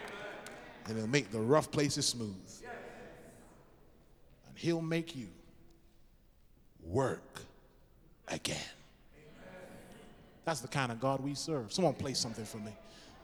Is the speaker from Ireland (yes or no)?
no; England, United Kingdom; Said, I'm from England, don't have much money.